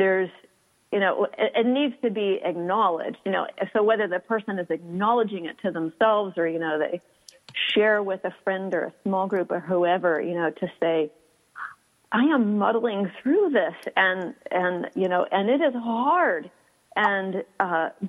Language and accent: English; Houston, Texas, United States; moved away; I am from Houston and I love my hot weather